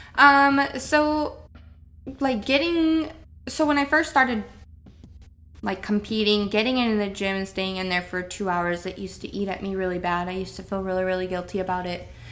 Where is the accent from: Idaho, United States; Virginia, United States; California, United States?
Idaho, United States; Priest River; moved away as an adult; now in Alaska, United States; Northern Idaho. I grew up in Priest River, um, so Coeur d'Alene, Coeur d'Alene area.